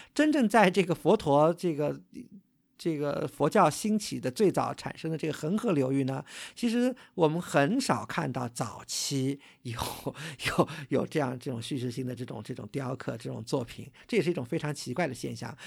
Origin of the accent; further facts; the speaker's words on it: China; 我们作为一个中国人